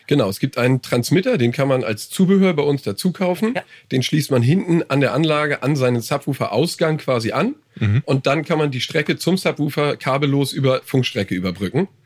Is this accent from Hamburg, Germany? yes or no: yes; Hamburg, Germany; ich bin aus Hamburg. Also, aus dem ja. Vorort von Hamburg, wohne aber da.